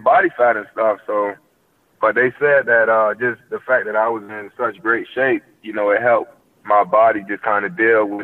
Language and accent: English; Miami, Florida, United States; I'm from Miami